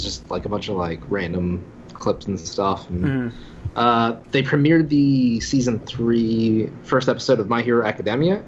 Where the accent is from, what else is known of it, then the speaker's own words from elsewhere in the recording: Philadelphia, Pennsylvania, United States; I'm from Philly